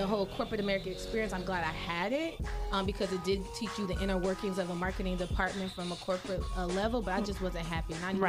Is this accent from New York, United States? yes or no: no; Fort Myers, Florida, United States; also born or lived in Tampa, Florida; Well, I'm originally from Fort Myers, Florida, which is we're in Tampa right now, so it's about 2 hours away from Tampa. Born and raised, I came up to Tampa for college.